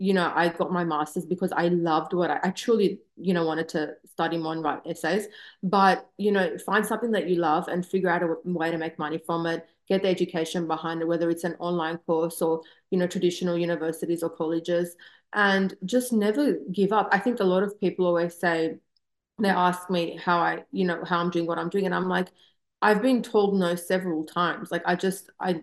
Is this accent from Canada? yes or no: no; Australia; moved away as an adult; now in Southern California, United States; growing up in Australia, I just moved here a few years ago.